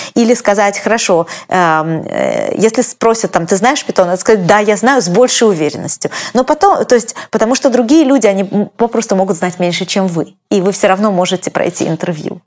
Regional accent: Russia; now in United States; я из России

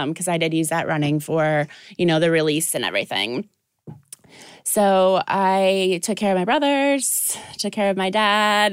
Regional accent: Dubuque, Iowa, United States; now in Ohio, United States; I am originally from Dubuque, Iowa

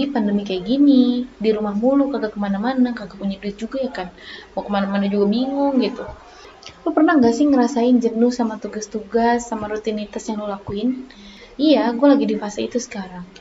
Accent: Batam, Riau Islands, Indonesia; accent: Batam; now in Surakarta, Indonesia; gue asli Batam jadi kalau misalnya logat atau bahasa gue ada yang kayak, kayak gimana gitu ya kan harap malum aja ya karena kental banget emang Batam tulen lah gue gitu

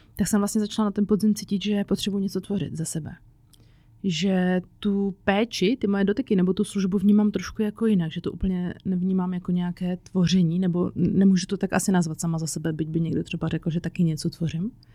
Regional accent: Czechia; also born or lived in Prague / Říčany; u nás v Čechách

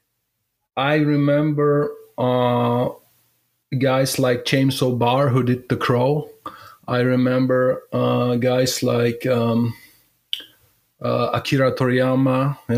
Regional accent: Germany; I'm from Germany

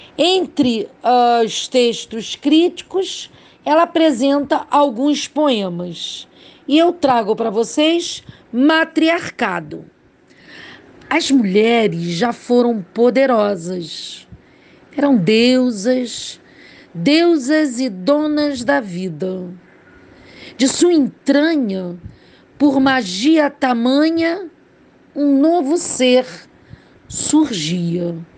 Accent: Rio de Janeiro, Brazil; Falo do Rio de Janeiro, sou carioca

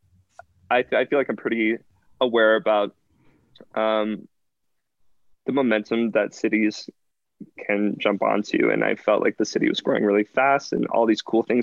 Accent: West Virginia, United States; also born or lived in New York; now in Colorado Springs, United States; I'm from West Virginia originally

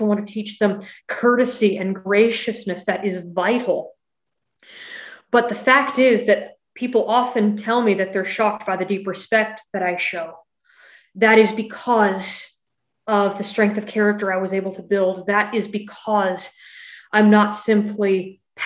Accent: California, United States; also born or lived in Missouri; in California

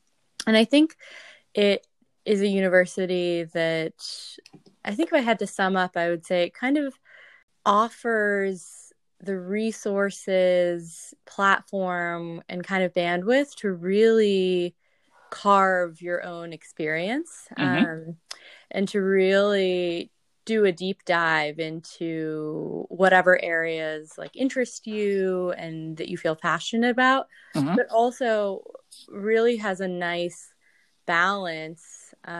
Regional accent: San Jose, California, United States; I grew up, you know, my family's from India, both my parents. I grew up in the South Bay in San Jose.

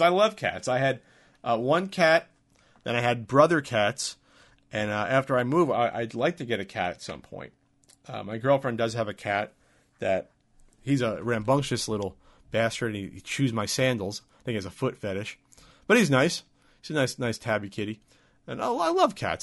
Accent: New Jersey, United States; moved away as an adult; now in San Diego, United States; Growing up in New Jersey, in most of New Jersey

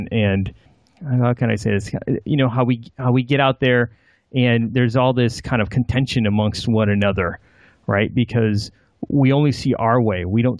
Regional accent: United States; I think I'm pretty American, Caucasian American upbringing, but I still don't look Caucasian American.

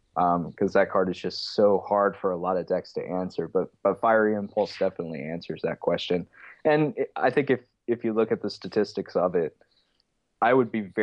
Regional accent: Florida, United States; Florida's my home state

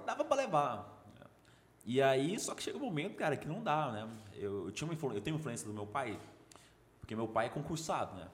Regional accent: Goiânia, Goiás, Brazil; also born or lived in Brasília / Belém; Cresci em Goiânia. Teve um período de três anos que nós moramos em Belém

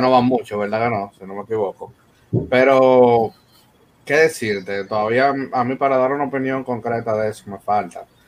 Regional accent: Dominican Republic; como dominicano

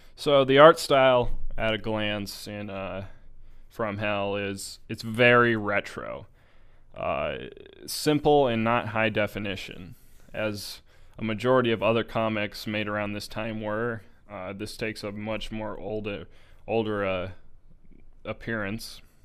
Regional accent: United States; I'm American

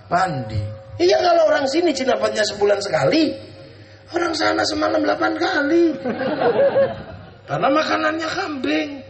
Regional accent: Indonesia; orang akan tahu bahwa Rasul itu orang Makkah dan kita ini orang Indo.

